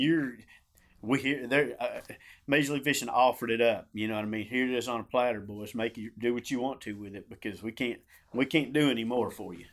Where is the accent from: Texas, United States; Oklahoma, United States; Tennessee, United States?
Oklahoma, United States; Ardmore; I grew up in Ardmore, Oklahoma.